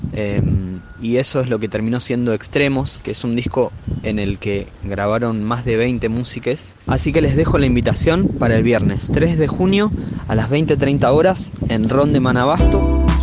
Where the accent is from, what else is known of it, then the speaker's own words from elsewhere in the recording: Buenos Aires, Argentina; soy músico de Buenos Aires, vivo en La Boca